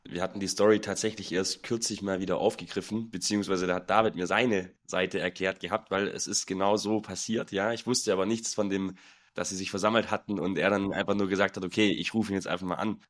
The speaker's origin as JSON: {"language": "German", "town": "Nagold", "region": "Baden-Württemberg", "country": "Germany", "tie": "born or raised there", "moved": "yes", "lives_now": "Munich, Germany", "said": "Heimatstadt, ich komme aus Nagold, ist im Schwarzwald, eine kleine Stadt, 23.000 Einwohner"}